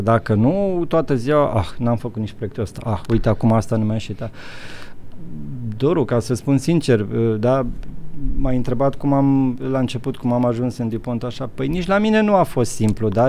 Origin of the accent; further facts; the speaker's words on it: Romania; moved away as an adult; also born or lived in Netherlands; now in Luxembourg; eu vin din România, știu, eu am mai trecut prin comunism